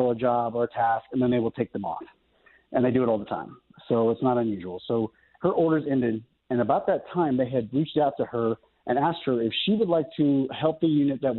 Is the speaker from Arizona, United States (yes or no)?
yes; Mesa, Arizona, United States; now in Norman, United States; my hometown, Mesa, Arizona